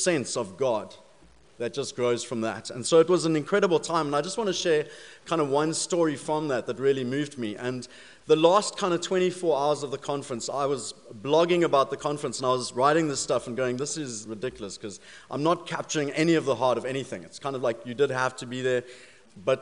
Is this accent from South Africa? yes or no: yes; South Africa; accent: South African; moved away; being South African, I do have a bit of an accent